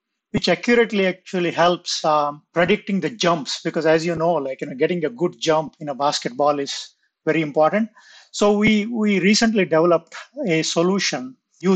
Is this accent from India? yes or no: yes; India; I grew up in India